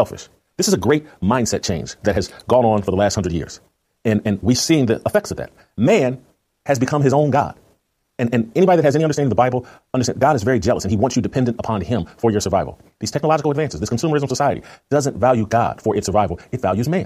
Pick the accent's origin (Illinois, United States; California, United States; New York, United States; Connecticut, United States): Illinois, United States; Chicago; moved away; also born or lived in Indianapolis; I lived in Indianapolis. I grew up in Chicago.